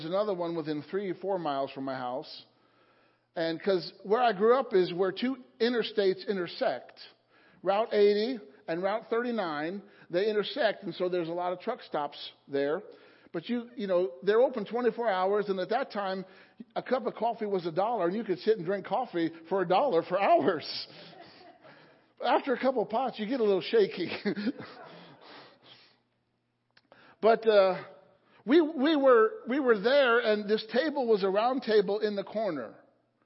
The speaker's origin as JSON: {"language": "English", "region": "Illinois", "country": "United States", "tie": "born or raised there", "moved": "yes", "lives_now": "Palmyra, United States", "said": "The church that I grew up in Illinois"}